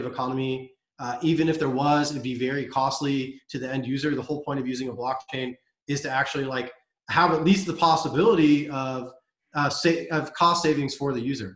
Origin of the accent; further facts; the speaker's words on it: United States; also born or lived in Europe; I'm an American. It's where I grew up and I come from